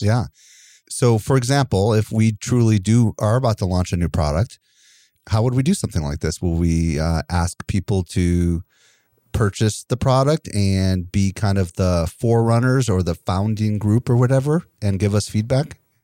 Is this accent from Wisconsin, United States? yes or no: yes; Wisconsin, United States; I'm from Wisconsin